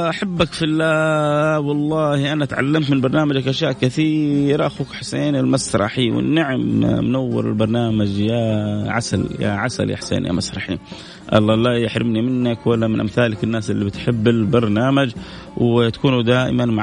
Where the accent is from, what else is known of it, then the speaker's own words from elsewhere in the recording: Saudi Arabia; شوف ايش اشهر المحلات الستيك عندنا في السعوديه اقول لهم تقبلوني انا سعودي ابغى اتوظف عندكم